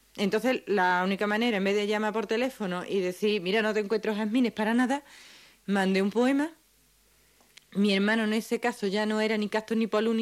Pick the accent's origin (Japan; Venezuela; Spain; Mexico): Spain; San Fernando, Andalusia; De, San Fernando, es de un pueblo de la provincia de Cádiz